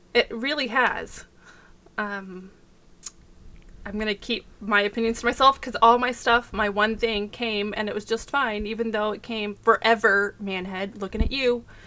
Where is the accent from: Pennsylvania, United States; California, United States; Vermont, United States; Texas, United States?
Texas, United States; accent: Texas; I can barely do a for real Texas accent